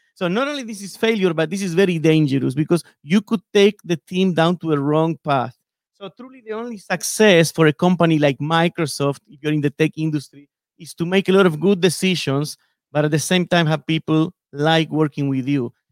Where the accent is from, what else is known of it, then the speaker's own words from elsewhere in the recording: Buenos Aires, Argentina; moved away as an adult; now in Seattle, United States; I was born and raised in Buenos Aires, in Argentina